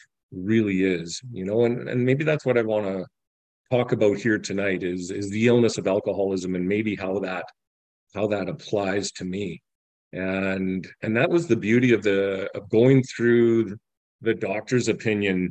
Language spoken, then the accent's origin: English; Medicine Hat, Alberta, Canada; I'm from Medicine Hat, Alberta, Canada.